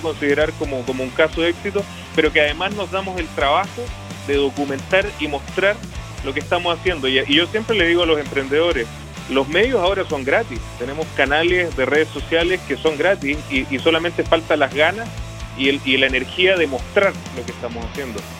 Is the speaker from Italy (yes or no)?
no; Chile; los chilenos somos excelentes innovadores